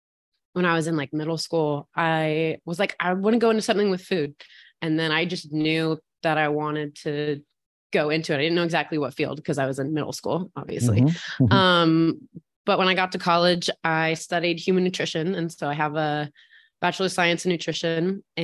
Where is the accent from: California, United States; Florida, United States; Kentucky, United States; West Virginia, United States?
West Virginia, United States; So I grew up in West Virginia, so dead center of the state in Appalachia.